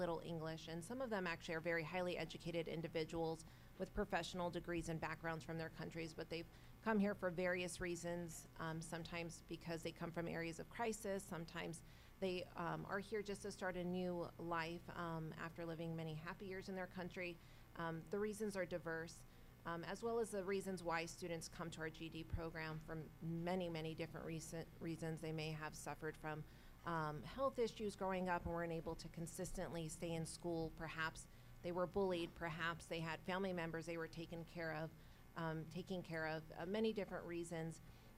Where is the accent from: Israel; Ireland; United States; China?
United States; California; moved away as an adult; also born or lived in Chicago area; now in Chicago, United States; I was actually born and raised in California and have lived in the Chicago area for about 11 years